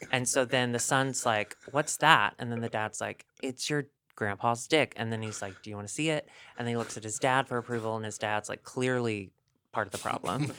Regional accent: the South, United States; moved away; also born or lived in Chicago; growing up in the South, being skinny and, like, pale

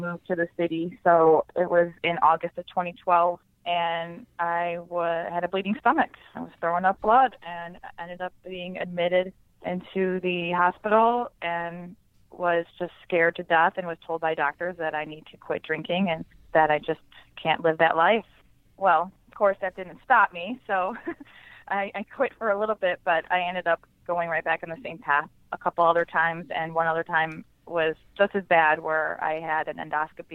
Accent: Buffalo, New York, United States; moved away as an adult; now in Chicago, United States; I'm from Buffalo, New York. Huge Bills fan. I moved to Chicago April of 2012.

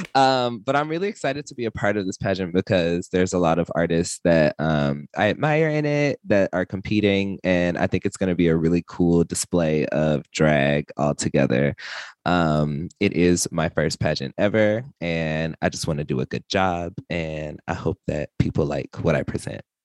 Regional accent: Texas, United States; I'm from Texas

